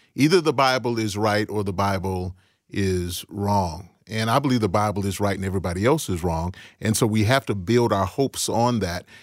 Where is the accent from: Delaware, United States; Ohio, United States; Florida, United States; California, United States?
Ohio, United States; Cleveland; also born or lived in Chicago, Illinois; I was born in Chicago, but I grew up in Cleveland